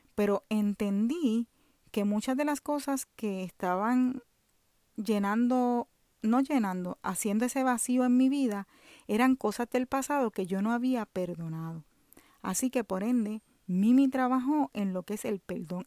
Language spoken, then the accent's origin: Spanish; Puerto Rico; now in Orlando, United States; vivo en Orlando, Florida, soy de Puerto Rico